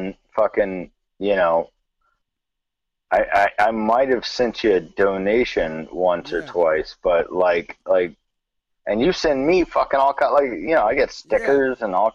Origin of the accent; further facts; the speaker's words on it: South Carolina, United States; my homie I grew up with in South Carolina